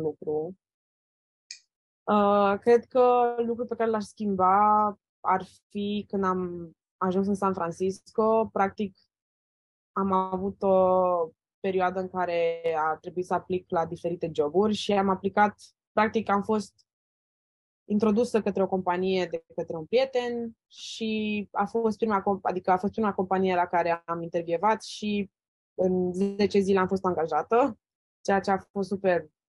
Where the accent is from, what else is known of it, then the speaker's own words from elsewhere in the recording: Romania; moved away as an adult; now in United States; sunt din România